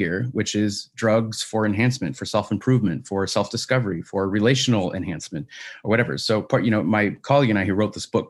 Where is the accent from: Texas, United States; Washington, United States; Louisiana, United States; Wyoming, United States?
Washington, United States; Washington State originally. Yeah, my home state.